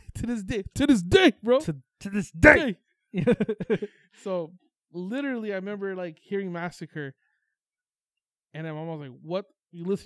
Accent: Toronto, Ontario, Canada; I was born and raised in Toronto and then moved to the suburbs

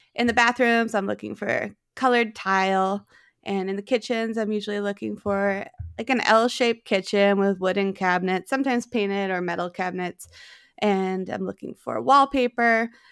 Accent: East Aurora, New York, United States; moved away as an adult; also born or lived in South Philadelphia; now in Philadelphia, United States; I grew up in East Aurora, New York. It's right outside of Buffalo

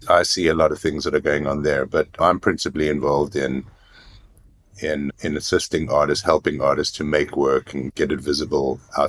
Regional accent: Cape Town, Western Cape, South Africa; now in United States; I grew up in South Africa, I grew up in Cape Town in the middle of apartheid.

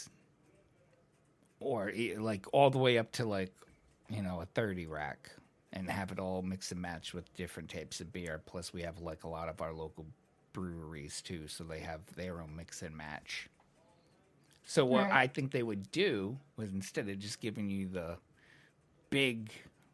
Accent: United States; I'm American

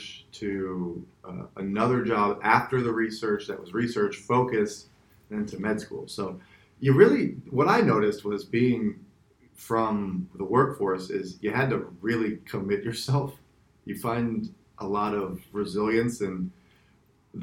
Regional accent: West Palm Beach, Florida, United States; also born or lived in Chicago; I am originally from South Florida, West Palm Beach

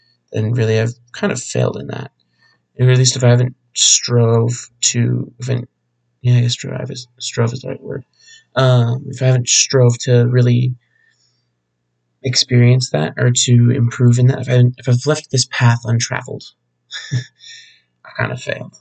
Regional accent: Phoenix, Arizona, United States; Born and raised in Arizona, specifically the Phoenix area

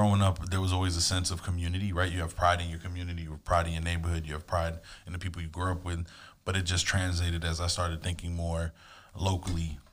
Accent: Miami Gardens, Florida, United States; moved away as an adult; now in West Palm Beach, United States; I grew up in Carroll City, Miami, Florida

